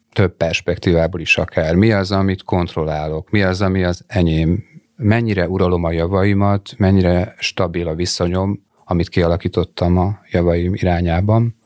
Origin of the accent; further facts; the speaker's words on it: Dunakeszi, Pest, Hungary; én Dunakeszin nőttem fel, és az majd, hogy nem Budapesthez tartozik.